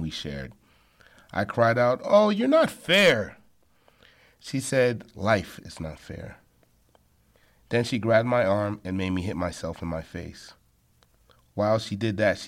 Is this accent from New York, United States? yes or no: yes; Long Island, New York, United States; I was born in Long Island, New York, in a Haitian family of five